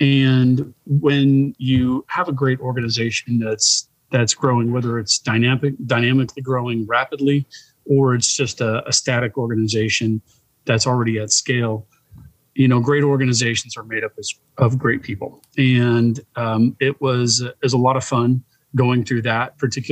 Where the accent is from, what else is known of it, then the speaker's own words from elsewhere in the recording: San Diego, California, United States; the San Diego market, which is my hometown, really specifically my hometown, Pacific Beach.